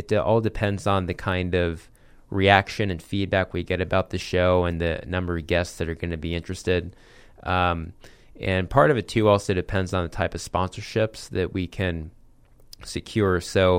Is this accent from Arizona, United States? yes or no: yes; Phoenix, Arizona, United States; So I'm an Arizona native. I grew up here in Ahwatukee, kind of in the East Valley here in Phoenix.